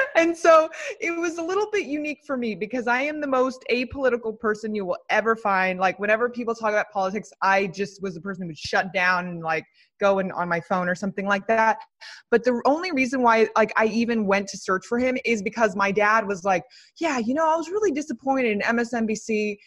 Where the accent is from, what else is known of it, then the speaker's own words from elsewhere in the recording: Los Angeles, California, United States; I am from Los Angeles. I'm in Los Angeles